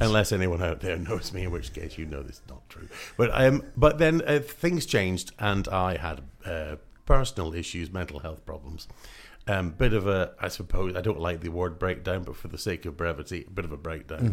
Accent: Scotland, United Kingdom; moved away; originally I'm from Scotland

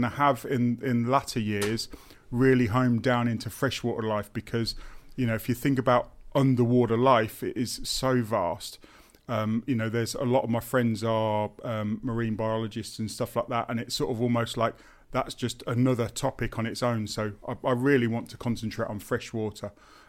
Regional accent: Daventry, East Midlands, United Kingdom; also born or lived in Northampton; So I was born and bred in Northamptonshire, born in Northampton General, lived in Daventry until I was 16, and then I moved to Moulton College in Northamptonshire again and studied horticulture.

